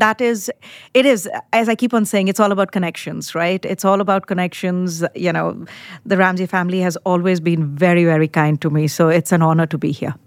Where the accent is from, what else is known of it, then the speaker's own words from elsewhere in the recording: India; moved away as an adult; now in United States; I was born in India, grew up in India, did my undergrad in India. And I came to the United States in nineteen ninety-eight